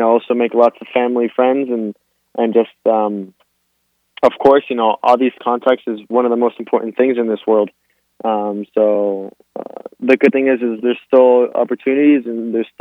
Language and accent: English; Miami, Florida, United States; I was born here in Miami, Florida, but both of my parents are Argentinian.